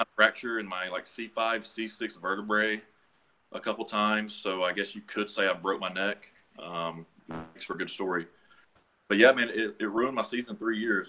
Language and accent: English; Chattanooga, Tennessee, United States; I'm born and raised in Chattanooga. I've been here 26 years now